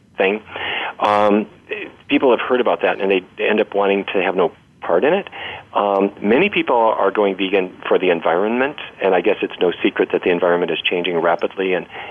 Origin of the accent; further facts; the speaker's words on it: Fargo, North Dakota, United States; I grew up in Fargo, North Dakota.